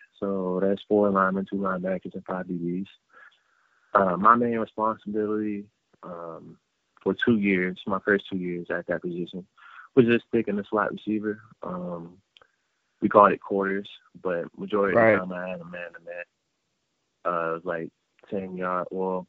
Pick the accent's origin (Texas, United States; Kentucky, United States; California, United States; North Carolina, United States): North Carolina, United States; And we're both from North Carolina, so seeing him make that switch as well motivated me to be even better.